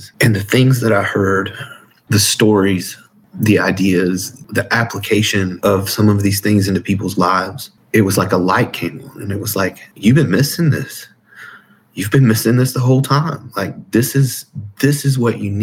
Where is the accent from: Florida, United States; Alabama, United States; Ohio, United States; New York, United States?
Alabama, United States; Huntsville; I was born in 1980 in Huntsville, Alabama